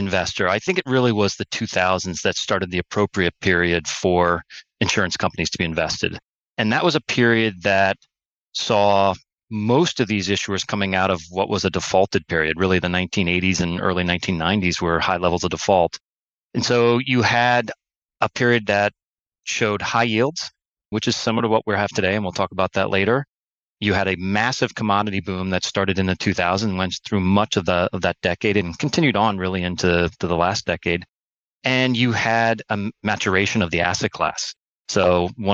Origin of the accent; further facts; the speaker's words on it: New Canaan, Connecticut, United States; I grew up in New Canaan, Connecticut, which is a suburb about 50 minutes outside of New York City.